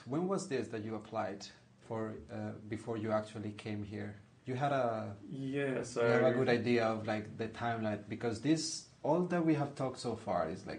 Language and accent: English; Colombia; moved away as an adult; now in Malmö, Sweden; for me, like from Colombia